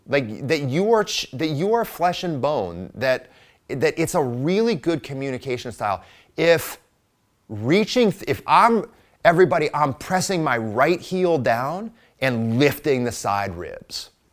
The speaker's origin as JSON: {"language": "English", "region": "Midwest", "country": "United States", "said": "I am a Midwesterner"}